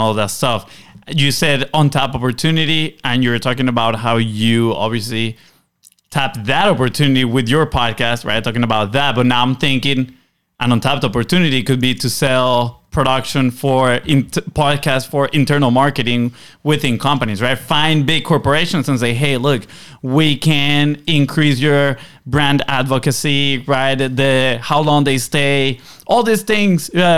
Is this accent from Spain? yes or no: no; Venezuela; we're from the Caribbean too, Venezuela